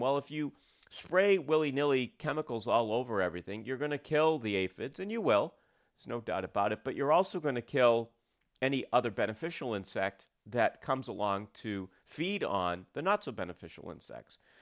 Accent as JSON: {"language": "English", "country": "United States", "tie": "born or raised there", "said": "I grew up outside of Portland"}